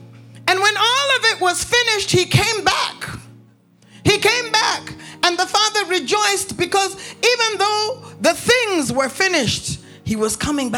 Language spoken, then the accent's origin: English; Canada; also born or lived in United States; I grew up in Canada and I grew up in the United States.